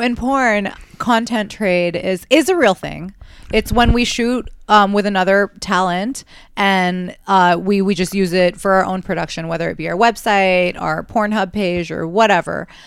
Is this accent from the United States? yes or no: yes; New York City, New York, United States; growing up in New York